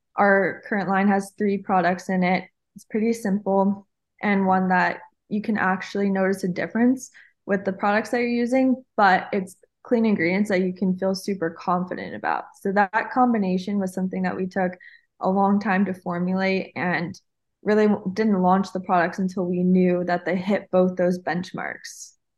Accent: Hawaii, United States; I'm actually Hawaiian

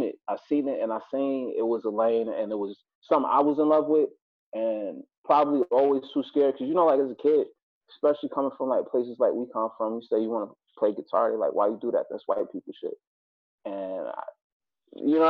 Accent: New York City, New York, United States; also born or lived in Buffalo, New York; I was raised in Brooklyn, and I spent my whole life between the two

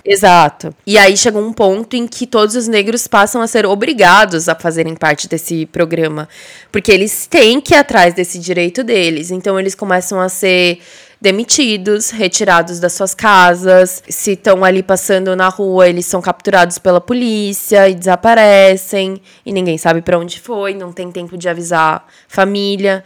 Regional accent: Brazil; moved away; já fazem quase 10 anos que a gente mudou de CEP, mas isso não significa que a gente esqueceu ou que deixa de ter amor e orgulho das nossas origens

